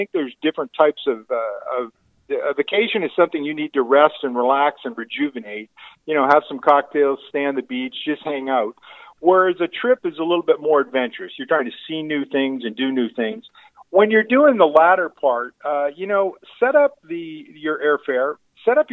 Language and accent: English; Michigan area, United States; I'm from the Michigan area